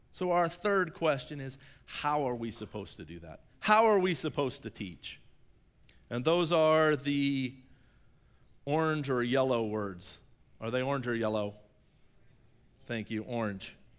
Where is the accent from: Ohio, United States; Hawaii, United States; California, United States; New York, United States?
Ohio, United States; Shelby; I'm from Shelby, and we have the Black Fork River.